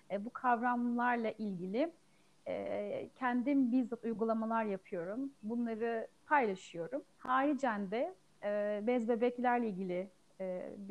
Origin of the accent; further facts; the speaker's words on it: Ankara, Turkey; now in Afyonkarahisar, Turkey; 33 ee, yaşındayım. 1987 Ankara doğumluyum. Memleketim Ankara. 3 ee, sene geçti. Afyonkarahisar'da ikamet ediyorum. Eşimin memleketi burası.